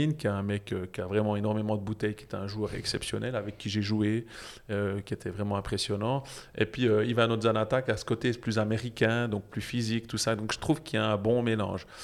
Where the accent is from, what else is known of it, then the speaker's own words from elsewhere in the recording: Jura, Switzerland; je suis jurassien